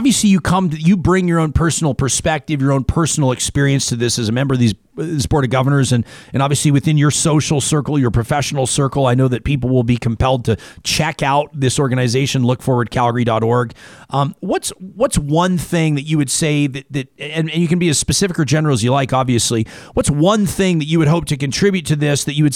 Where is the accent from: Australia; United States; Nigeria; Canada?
Canada; it's the way that we're raised as Canadians